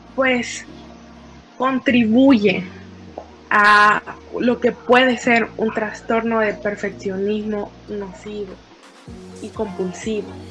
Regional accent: El Salvador; en nuestra idiosincrasia salvadoreña

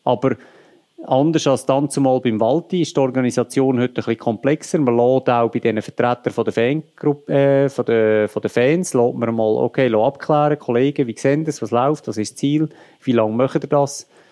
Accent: Lucerne, Switzerland; ich bin Luzerner

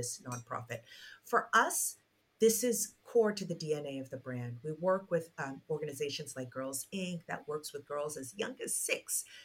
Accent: Nigeria; my home country, Nigeria

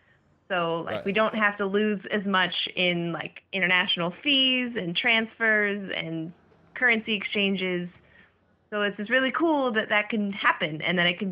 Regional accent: United States; I grew up in the United States

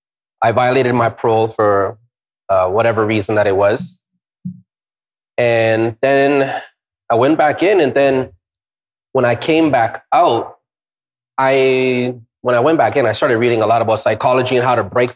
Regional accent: Ontario, Canada; also born or lived in India; Me, I'm Canadian as can be. I got a tattoo of Ontario on my chest.

